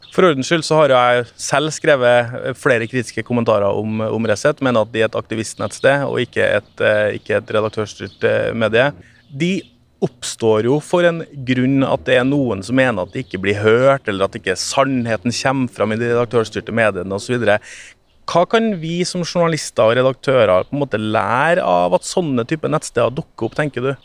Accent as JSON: {"language": "Norwegian", "region": "Trøndelag", "country": "Norway", "tie": "born or raised there", "moved": "yes", "lives_now": "Oslo, Norway", "said": "Jeg har vokst opp i Trøndelag"}